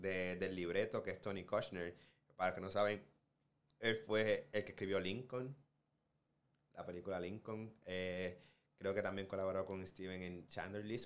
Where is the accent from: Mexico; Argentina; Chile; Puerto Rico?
Puerto Rico; now in United States; yo vengo de Puerto Rico